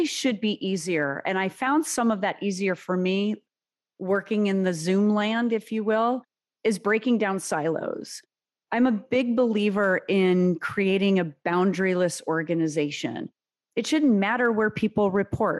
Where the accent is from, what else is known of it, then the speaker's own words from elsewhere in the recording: United States; first language Serbian; English is a second language; my parents came to the U.S. from former Yugoslavia, 7 months pregnant with me